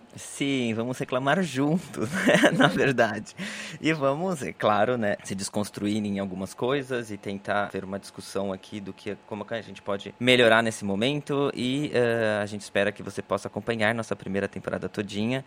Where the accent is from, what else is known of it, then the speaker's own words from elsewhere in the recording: Brazil; moved away as an adult; also born or lived in Italy / Ireland; now in Paris, France; saí do Brasil, o marido, cachorro, mala e cuia